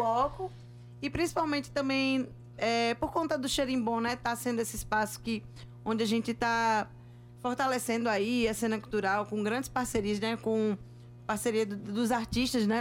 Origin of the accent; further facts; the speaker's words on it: Pernambuco, Brazil; Eu sou pernambucana